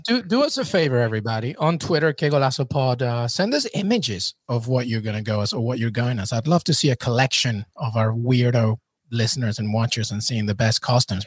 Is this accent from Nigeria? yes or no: no; England, United Kingdom; now in United States; I grew up in England